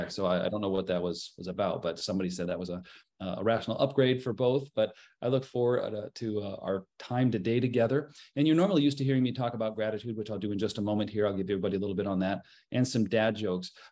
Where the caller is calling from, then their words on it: Mequon, Wisconsin, United States; from Gentian Financial, coming to you from uh, Mequon, Wisconsin.